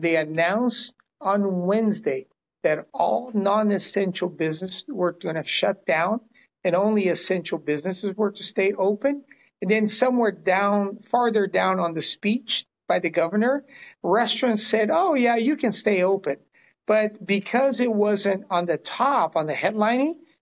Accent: Brazil; now in California, United States; I am originally from Brazil, of all places. It's where my parents landed after World War II, opened one of the first Chinese restaurants in South America. And then we moved here in the early 70s.

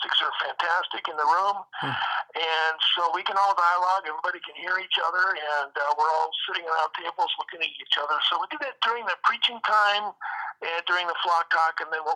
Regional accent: Seattle, Washington, United States; also born or lived in Fairbanks, Alaska / California; I was born in Fairbanks, Alaska. We moved to Seattle here so that my mother could do the Romper Room television show out of Tacoma, Washington. She did it in Fairbanks for a little while, so she was on television for quite a while here. Grew up here in the Seattle area, Pacific Northwest

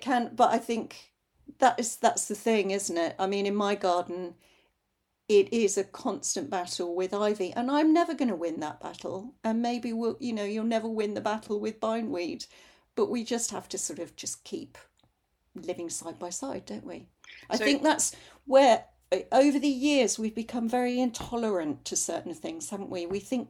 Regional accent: London, United Kingdom; I grew up in North London, and bindweed used to climb up all the fences on the way to school on the North Circular Road.

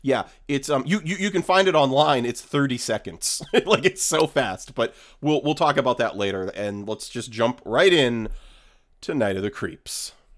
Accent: New England, United States; now in Los Angeles, United States; I am I am from New England

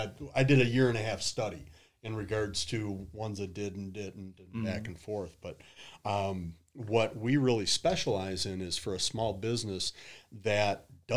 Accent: Detroit, Michigan, United States; moved away as an adult; now in Toledo, United States; Born and raised in Detroit. Moved down to Toledo in about 2001.

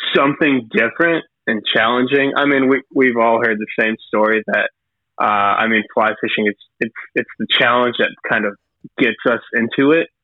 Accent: McDonough, Georgia, United States; now in Brunswick, United States; I'm from South Atlanta, McDonough proper

